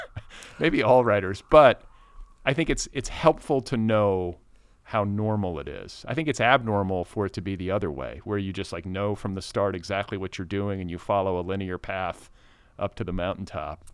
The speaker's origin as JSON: {"language": "English", "country": "United States", "said": "as an American"}